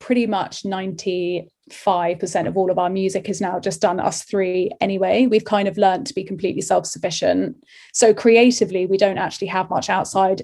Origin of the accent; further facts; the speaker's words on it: London, United Kingdom; the circle of people that I kind of grew up with in Ealing